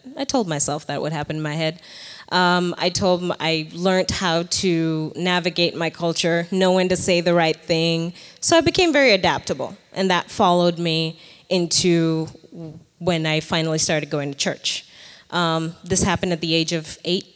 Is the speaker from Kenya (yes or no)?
yes; Nairobi, Kenya; moved away as an adult; now in United States; I was born in Nairobi, Kenya